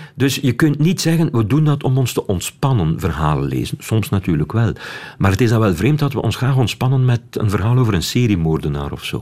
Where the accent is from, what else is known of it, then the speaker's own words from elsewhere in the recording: Wetteren, Flanders, Belgium; ik ben opgegroeid in Wetteren.